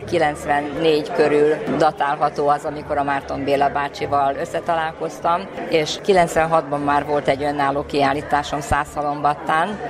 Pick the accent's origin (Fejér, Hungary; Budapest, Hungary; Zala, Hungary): Fejér, Hungary; Ercsi; Ercsi származású vagyok, és a kötődésem oda nagyon erős